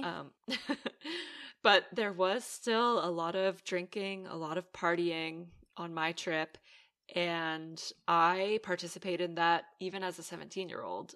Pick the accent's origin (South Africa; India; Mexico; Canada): Canada; also born or lived in Aruba; now in Netherlands; I'm Canadian born, and then I moved to Aruba. I lived there for two years, and I ultimately ended up in the Netherlands